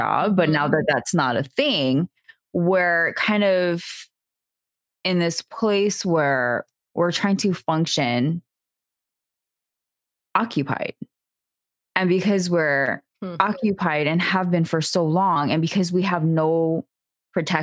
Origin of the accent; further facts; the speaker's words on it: Hawaii, United States; as a native Hawaiian, I don't identify as an American